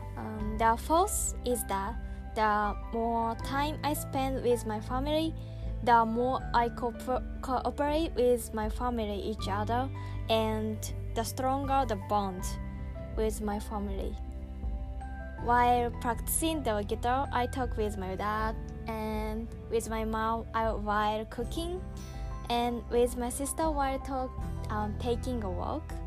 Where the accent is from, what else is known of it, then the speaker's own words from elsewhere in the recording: Saitama, Japan; English is a second language; I lived in Saitama Prefecture in Japan